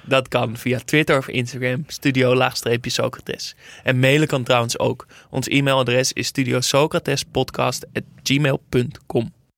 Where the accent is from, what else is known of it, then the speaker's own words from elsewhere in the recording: Netherlands; als Nederlander